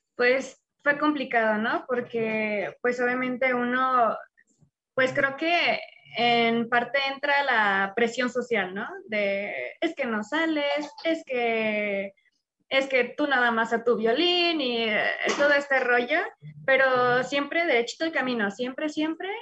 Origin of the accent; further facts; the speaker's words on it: León, Guanajuato, Mexico; now in Mexico City, Mexico; soy de Guanajuato, en específico de León, pero actualmente vivo en Ciudad de México.